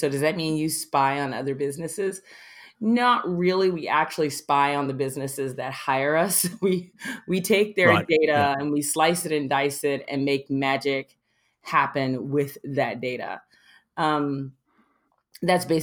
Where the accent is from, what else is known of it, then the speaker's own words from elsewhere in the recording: Miami, Florida, United States; I was born in Miami